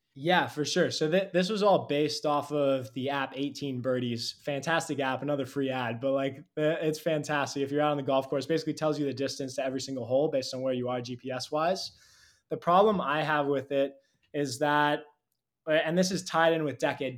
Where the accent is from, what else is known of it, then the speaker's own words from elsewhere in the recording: California, United States; I grew up in California